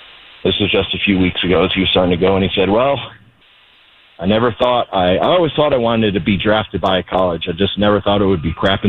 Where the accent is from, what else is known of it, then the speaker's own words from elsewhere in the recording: San Diego, California, United States; I remember growing up in San Diego, I'd get done with homework.